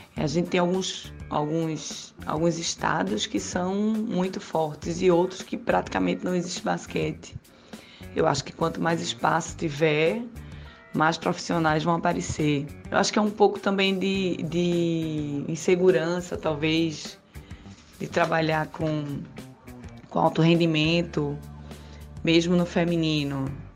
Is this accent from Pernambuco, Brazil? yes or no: yes; Recife, Pernambuco, Brazil; eu sou de Recife